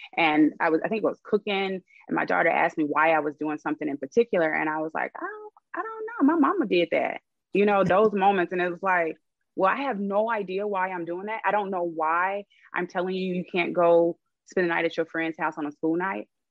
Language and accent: English; Arkansas, United States; moved away as an adult; now in Los Angeles, United States; I am actually from Arkansas moved to LA about eight years ago, so I'm here now